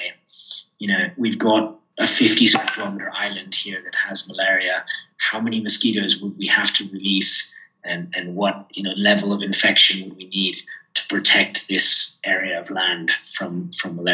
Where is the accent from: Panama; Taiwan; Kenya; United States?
Kenya; I grew up here in Kenya